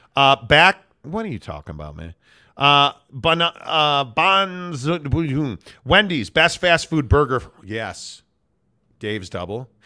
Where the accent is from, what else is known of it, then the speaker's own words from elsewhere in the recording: Chicago, Illinois, United States; my hometown